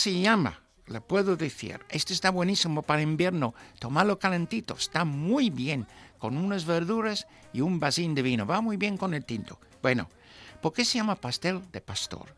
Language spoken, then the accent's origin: Spanish; Newmarket, East of England, United Kingdom; Spanish is a second language; now in Spain; en un teatro cerca de mi pueblo